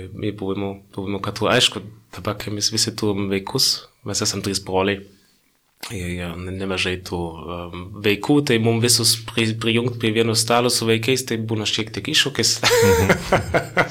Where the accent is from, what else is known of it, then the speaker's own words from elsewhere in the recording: Northern Bavaria, Germany; Lithuanian is a second language; moved away as an adult; now in Lithuania; Tai aš esu iš Bavarijos, bet aš esu iš Šiaurės Bavarijos, kur yra per pusę protestantų, per pusę katalikų. Tai aš iš protestantų pusės